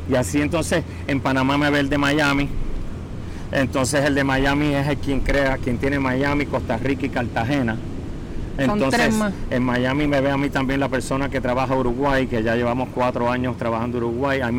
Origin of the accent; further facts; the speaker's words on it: Puerto Rico; accent: Puerto Rican; Aquí yo, cuando hablo, yo hablo igual que tú, yo hablo puertorriqueño.